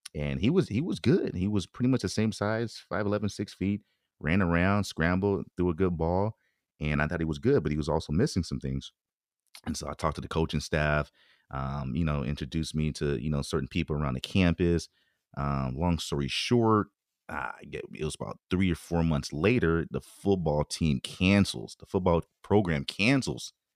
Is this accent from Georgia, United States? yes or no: no; Bay Area, California, United States; moved away as an adult; I grew up on the peninsula side